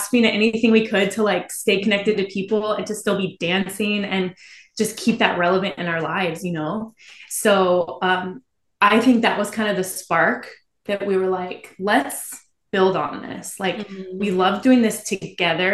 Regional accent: Midwest, United States; I came from the Midwest

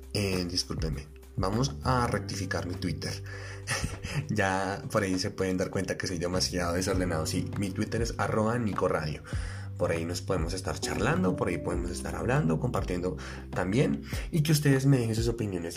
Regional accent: Colombia; soy un colombiano de pie

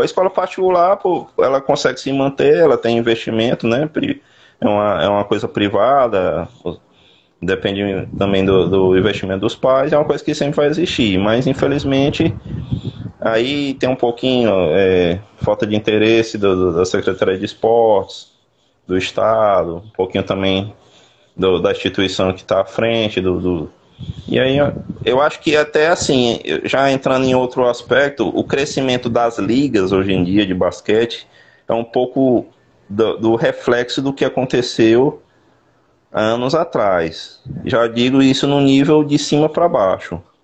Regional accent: Teresina, Piauí, Brazil; now in Sergipe, Brazil; Eu, eu, sou natural do Piauí, sou de Teresina.

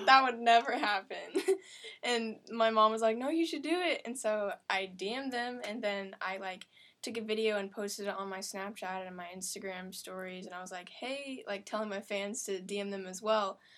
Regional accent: Springfield, Missouri, United States; I grew up in Springfield, Missouri, which is this little town

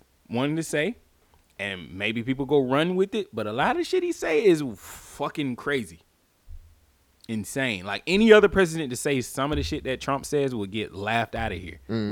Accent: the South, United States; I'm from the South

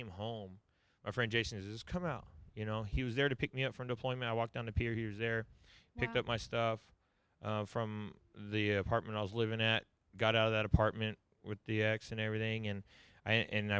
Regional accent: Southern California, United States; I grew up in Southern California.

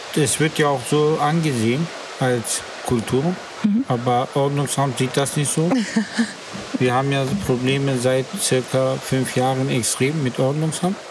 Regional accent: Berlin, Germany; ich bin ja in Berlin geboren, in U-Bahn-Krankenhaus

